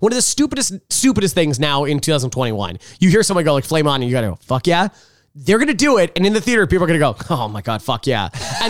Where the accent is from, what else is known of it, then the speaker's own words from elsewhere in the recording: New York, United States; I'm from New York.